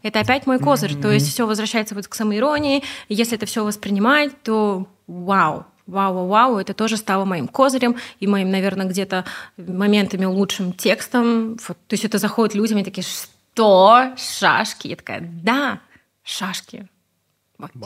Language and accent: Russian; Ust-Kamenogorsk, East Kazakhstan Region, Kazakhstan; also born or lived in Almaty; now in Talgar, Kazakhstan; я сама из Усть-Каменогорска, из Восточного Казахстана